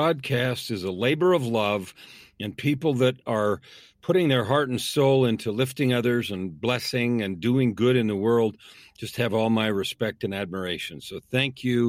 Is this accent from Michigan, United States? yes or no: no; San Francisco, California, United States; I was born in San Francisco, grew up in the San Francisco Bay Area